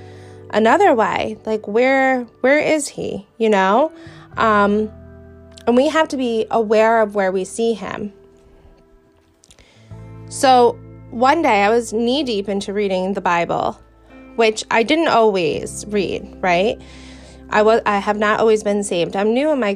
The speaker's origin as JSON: {"language": "English", "region": "New York", "country": "United States", "tie": "born or raised there", "accent": "Brooklyn-ish", "said": "I was born and raised in New York. I have never lived a day in Brooklyn, but I have a very Brooklyn-ish accent"}